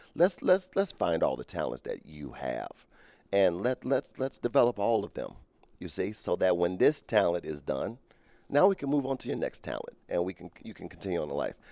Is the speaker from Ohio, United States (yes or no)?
yes; Cincinnati, Ohio, United States; I grew up in Cincinnati, Ohio